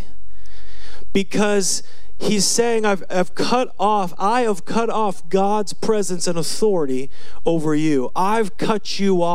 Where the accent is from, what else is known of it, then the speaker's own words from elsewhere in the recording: United States; I'm from Washington